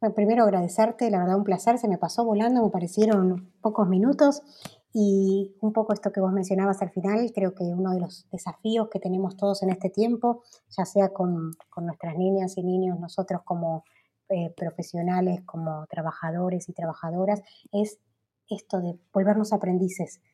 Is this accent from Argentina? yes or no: yes; Argentina